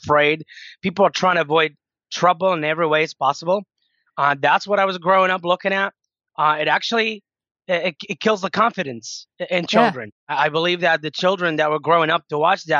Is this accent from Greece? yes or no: no; Iraq; moved away as an adult; now in United States; growing up in Iraq, you know, as a child, I think that it wasn't easy